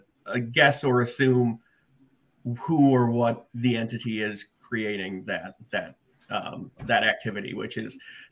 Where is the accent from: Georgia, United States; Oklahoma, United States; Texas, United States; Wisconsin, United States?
Wisconsin, United States; Janesville; I'm born and raised in Janesville